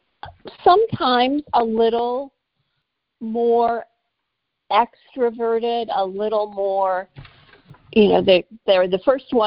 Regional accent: Joliet, Illinois, United States; I grew up in Joliet, Illinois, which is about 45 minutes to the southwest of Chicago

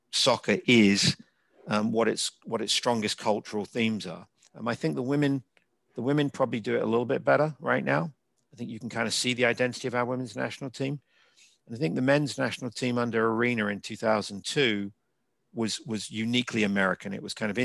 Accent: England, United Kingdom; moved away as an adult; now in United States; as an English university student

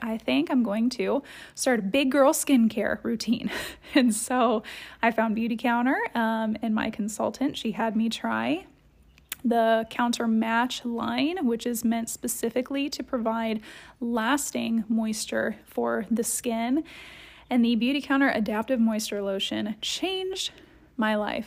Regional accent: Columbus, Ohio, United States; I grew up in Columbus, Ohio

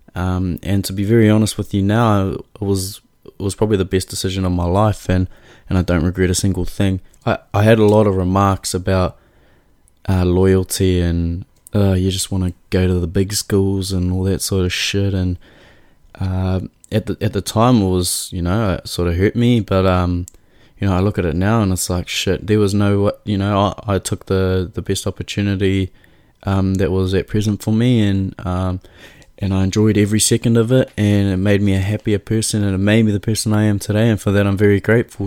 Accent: Auckland, New Zealand; I was born in Auckland

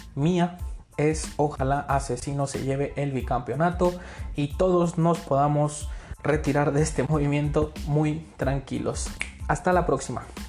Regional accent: Mexico; soy mexicano

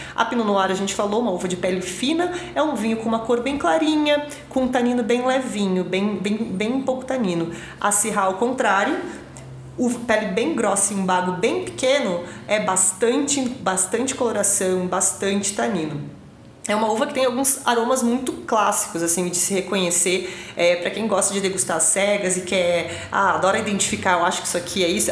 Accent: Rio Grande do Sul, Brazil; Eu venho do Rio Grande do Sul

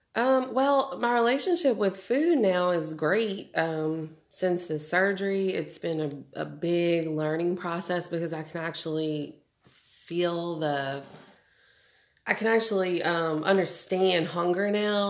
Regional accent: New Orleans, Louisiana, United States; moved away as an adult; now in Shreveport, United States; Was born and raised in New Orleans.

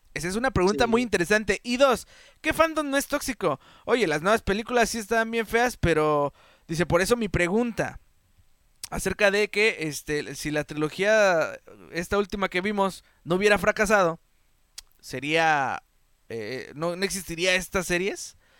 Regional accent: Mexico; nosotros como mexicanos

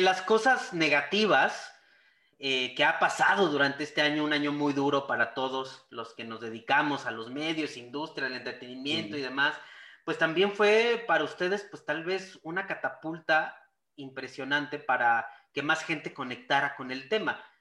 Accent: Mexico

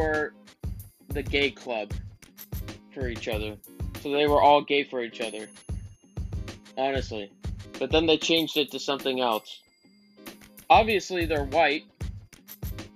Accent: Florida, United States; I'm from Florida, so this is a Republican state

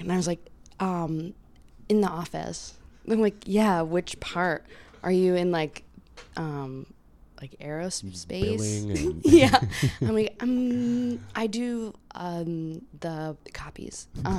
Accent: Bowie, Maryland, United States; now in New York, United States; I'm from here. I'm from a small town in Bowie.

